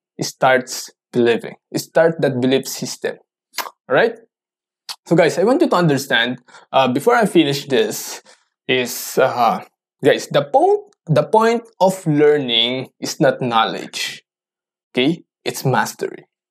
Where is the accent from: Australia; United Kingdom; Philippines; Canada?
Philippines; English is a second language; I'm a Filipino, so I don't know how to do or talk in English fluently